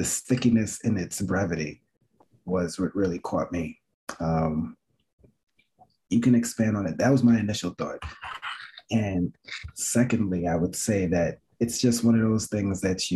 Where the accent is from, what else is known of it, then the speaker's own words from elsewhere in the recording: New York City, New York, United States; I grew up in Flatbush